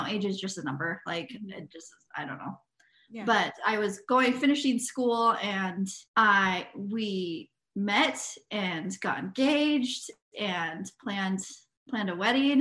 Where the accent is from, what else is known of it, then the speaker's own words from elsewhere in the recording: Spokane, Washington, United States; I am from Spokane, Washington, born and raised